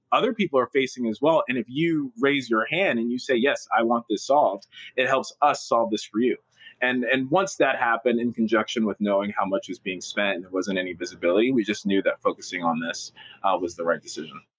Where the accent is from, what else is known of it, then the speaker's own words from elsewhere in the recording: Newark, New Jersey, United States; I was born and raised in Newark